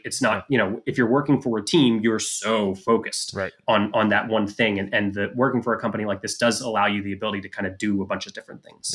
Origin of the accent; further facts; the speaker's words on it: Philadelphia, Pennsylvania, United States; I grew up in the Philadelphia area